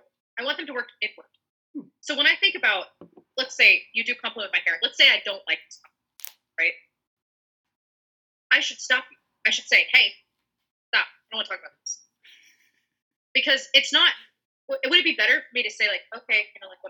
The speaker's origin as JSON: {"language": "English", "region": "the South", "country": "United States", "tie": "born or raised there", "said": "I grew up in the South. I still live in the South."}